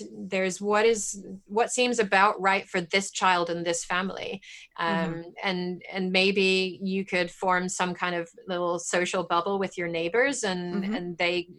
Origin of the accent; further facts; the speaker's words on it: England, United Kingdom; moved away as an adult; now in United States; I grew up in England